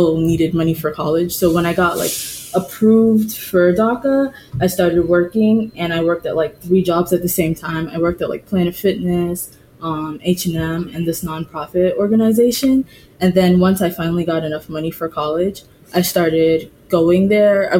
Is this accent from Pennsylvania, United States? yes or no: no; Boston, Massachusetts, United States; also born or lived in Antigua; So I live in Boston and I've lived in Boston for most of my life